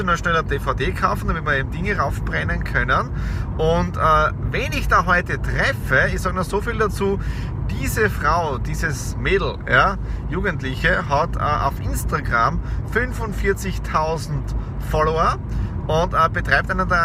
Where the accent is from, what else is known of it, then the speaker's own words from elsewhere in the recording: Tyrol, Austria; now in Graz, Austria; Ich komme ursprünglich aus Osttirol, bin auch seit sechs Jahren in Graz